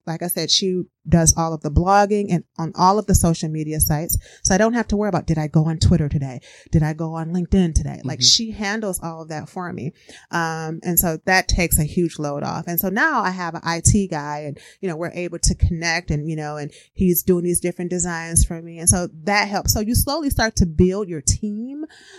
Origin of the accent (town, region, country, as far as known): Midwest, United States; now in Wisconsin, United States